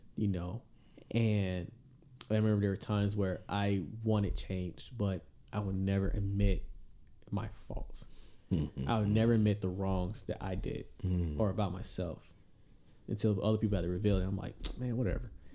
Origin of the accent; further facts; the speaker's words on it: Georgia, United States; moved away; going back to my home state Georgia